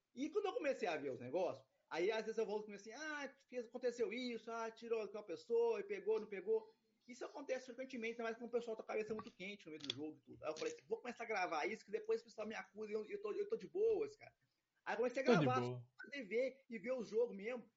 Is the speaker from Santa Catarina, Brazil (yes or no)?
no; Itaúna, Minas Gerais, Brazil; now in Belo Horizonte, Brazil; a minha cidade de natal é Itaúna, é aqui pertinho